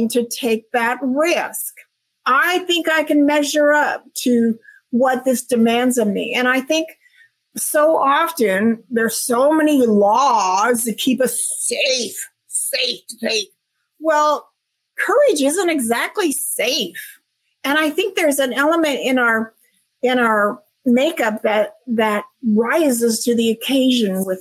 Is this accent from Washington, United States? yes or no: yes; Washington, United States; moved away as an adult; also born or lived in Tampa, Florida; I was born and raised in Washington State. I moved all the way across country to Tampa, Florida with my job